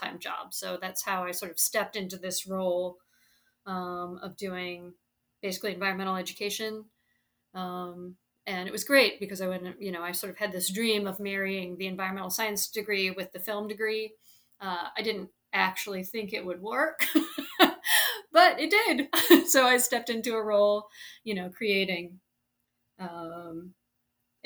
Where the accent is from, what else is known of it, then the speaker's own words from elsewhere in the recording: St. Louis, Missouri, United States; moved away as an adult; also born or lived in Chicago; now in New Orleans, United States; I grew up in St. Louis, so on the Mississippi River.